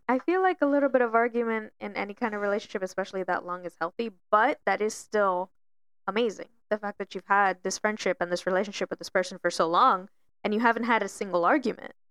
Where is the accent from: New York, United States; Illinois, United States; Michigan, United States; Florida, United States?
Florida, United States; Miami; moved away; I'm originally, you know, born and raised in Miami